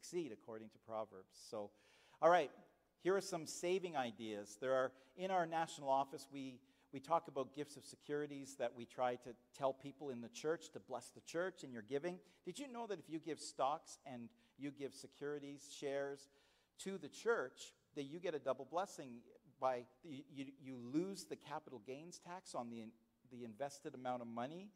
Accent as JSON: {"language": "English", "region": "Nova Scotia", "country": "Canada", "tie": "born or raised there", "said": "But I'm from Canada. I was born in Nova Scotia."}